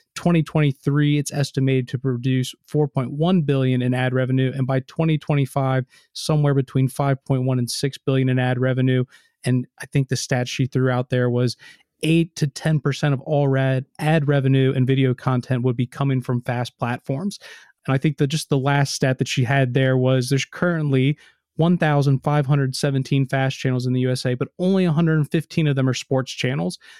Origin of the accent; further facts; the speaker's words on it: United States; I'm American